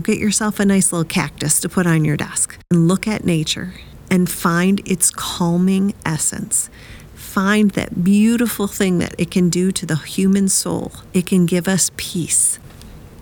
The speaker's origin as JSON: {"language": "English", "region": "Wisconsin", "country": "United States", "tie": "born or raised there", "also_born_or_lived": "Nashville", "moved": "yes", "said": "I grew up in Wisconsin"}